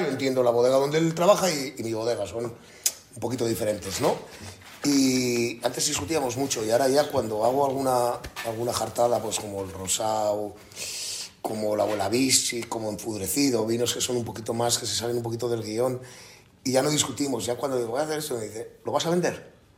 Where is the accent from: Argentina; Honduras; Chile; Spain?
Spain; La Rioja; mi tierra, de mi comarca y, de mis vinos